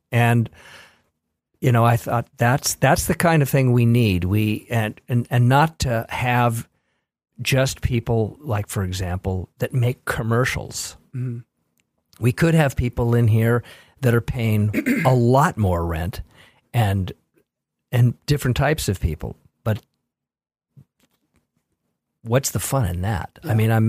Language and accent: English; Los Angeles, California, United States; I was born in Los Angeles and born under the Hollywood sign, literally.